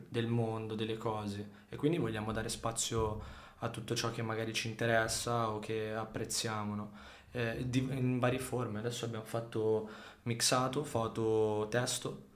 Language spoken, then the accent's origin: Italian; Saronno, Lombardy, Italy; also born or lived in Sardinia / Sicily; noi comunque veniamo da Saronno